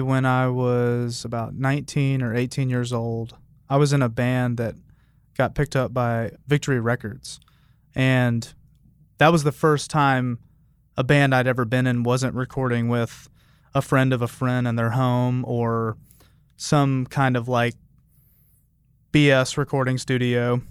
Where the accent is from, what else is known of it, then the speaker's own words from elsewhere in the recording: Memphis, Tennessee, United States; moved away; also born or lived in Albuquerque / Bay Area; I grew up in Memphis too.